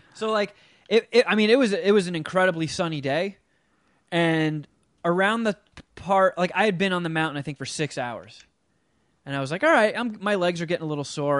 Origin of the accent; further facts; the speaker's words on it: New Jersey, United States; moved away; growing up in Jersey